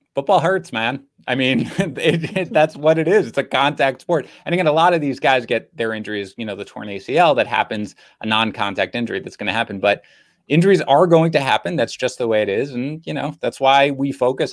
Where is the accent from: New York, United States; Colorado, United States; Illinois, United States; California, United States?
New York, United States; New York City; I grew up in Queens in New York.